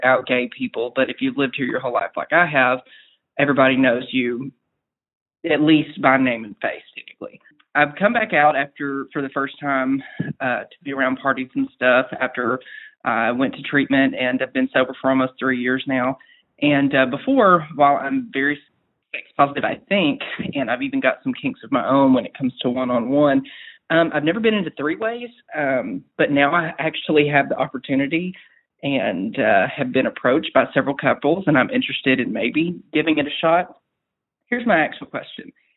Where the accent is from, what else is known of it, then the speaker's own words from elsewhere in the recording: United States; I'm from an area of about 100,000 population wise on the Arkansas Texas state line